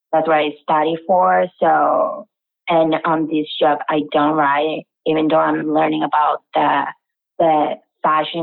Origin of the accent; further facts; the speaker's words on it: Venezuela; moved away; I'm from Venezuela.